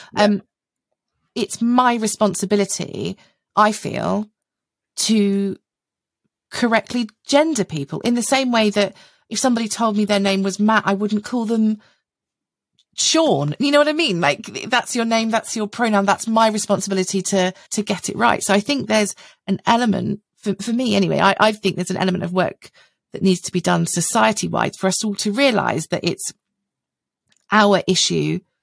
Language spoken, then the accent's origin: English; United Kingdom; I'm white. I'm British.